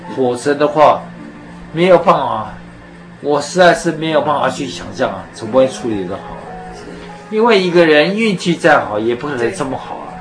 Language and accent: Chinese; Taiwan; 我从小是在眷村里面长大，啊，我是四十三年次的